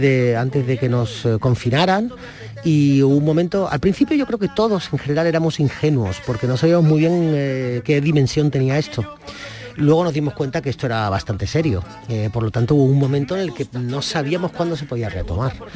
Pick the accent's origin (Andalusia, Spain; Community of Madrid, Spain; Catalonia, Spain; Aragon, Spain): Andalusia, Spain; mi tierra Andalucía